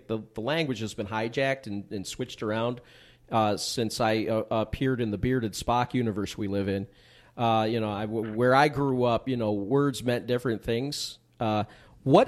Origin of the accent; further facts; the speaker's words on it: Westland, Michigan, United States; moved away as an adult; also born or lived in Livonia, Michigan; now in Saipan; I grew up in Westland